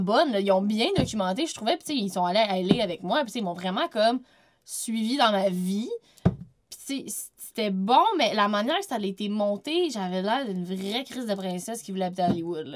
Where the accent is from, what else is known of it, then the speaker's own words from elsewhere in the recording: Quebec City, Quebec, Canada; moved away; also born or lived in Vaudreuil-Dorion; Je viens pas de la Rive-Nord, je viens de Québec.